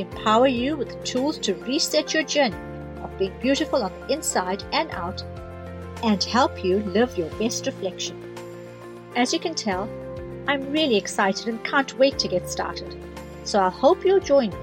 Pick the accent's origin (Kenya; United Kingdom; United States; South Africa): South Africa; now in New Zealand; I grew up at the height of apartheid in South Africa